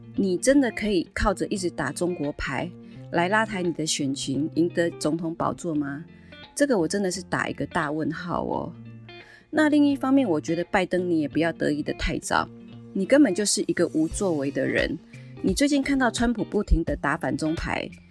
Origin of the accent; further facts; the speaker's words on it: Taiwan; 我们台湾人